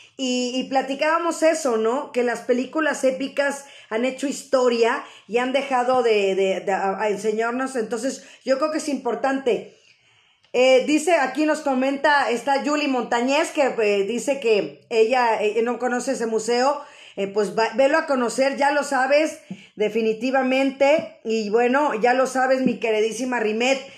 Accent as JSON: {"language": "Spanish", "country": "Mexico", "said": "tener nosotros nuestra cultura arraigada como buenos mexicanos"}